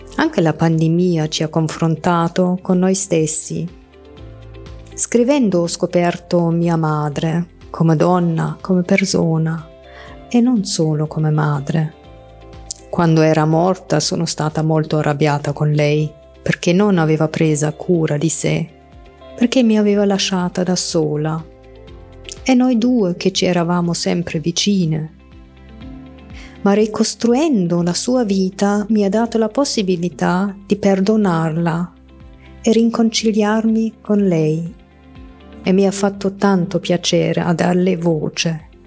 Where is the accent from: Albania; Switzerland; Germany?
Germany; Italian is a second language; moved away as an adult; now in Italy; sono nata e cresciuta in Germania. Da pochi anni vivo in Italia